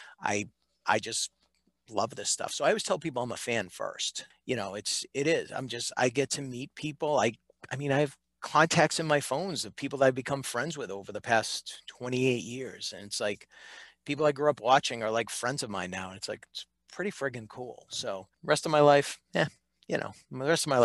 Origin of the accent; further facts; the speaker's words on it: Reading, Massachusetts, United States; I grew up in Reading, Massachusetts